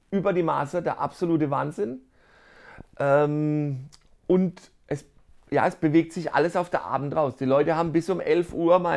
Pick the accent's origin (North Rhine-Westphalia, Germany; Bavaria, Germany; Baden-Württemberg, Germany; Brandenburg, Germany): Baden-Württemberg, Germany; Karlsruhe; Und sonst ähm, als Karlsruher ein gutes Höpfner Pilz.